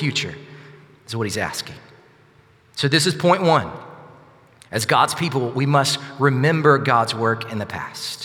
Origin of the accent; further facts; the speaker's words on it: Sylacauga, Alabama, United States; also born or lived in Northport, Alabama; I grew up in Sylacauga, but after I graduated high school, my parents moved to Northport